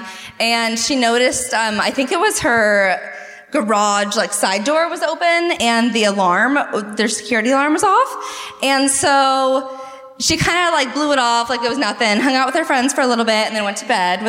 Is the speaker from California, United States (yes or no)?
yes; San Diego, California, United States; also born or lived in Alpine, California; I am from San Diego.